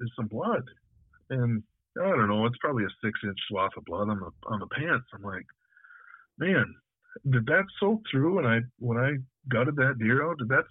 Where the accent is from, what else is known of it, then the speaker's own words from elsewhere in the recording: North Woods north of Ladysmith, Wisconsin, United States; I grew up hunting in the North Woods up north of Ladysmith